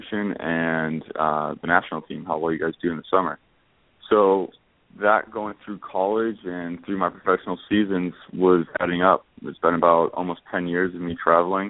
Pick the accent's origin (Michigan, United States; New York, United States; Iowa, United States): New York, United States; West Seneca; I'm back in my hometown of West Seneca, New York.